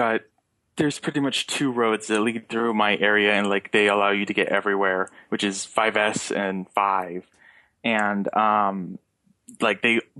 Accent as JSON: {"language": "English", "town": "Salt Lake City", "region": "Utah", "country": "United States", "moved": "yes", "lives_now": "New York, United States", "said": "I'm from Salt Lake City, which is like the grid city central."}